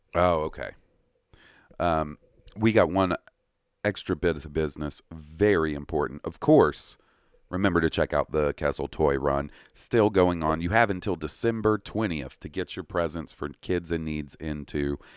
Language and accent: English; Columbus, Mississippi, United States; moved away; where I grew up in Columbus